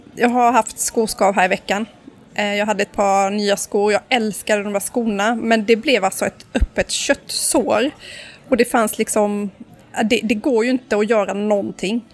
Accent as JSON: {"language": "Swedish", "town": "Karlskrona", "region": "Blekinge", "country": "Sweden", "moved": "yes", "lives_now": "Stockholm, Sweden", "said": "Karlskrona där jag kommer ifrån"}